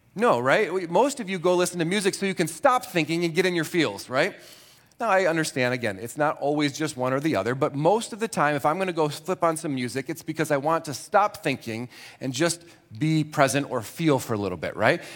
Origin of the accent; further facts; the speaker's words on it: Grand Rapids, Michigan, United States; I was born in Grand Rapids